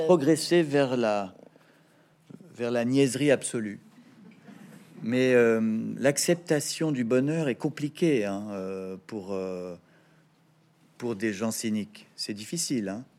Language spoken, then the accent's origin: French; Paris, Île-de-France, France; also born or lived in Neuilly-sur-Seine; Je suis né à Neuilly-sur-Seine et j'ai grandi à Paris